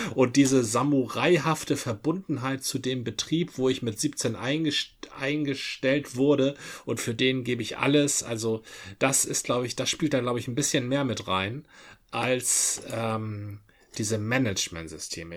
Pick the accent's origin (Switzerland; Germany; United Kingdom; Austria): Germany; Dithmarschen, Schleswig-Holstein; moved away; ein Gruß aus meiner alten Heimat, ein Dittmarscher